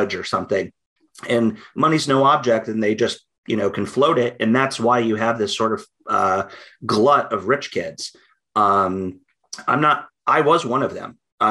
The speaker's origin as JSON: {"language": "English", "region": "Midwest", "country": "United States", "moved": "as an adult", "said": "I'm from the Midwest"}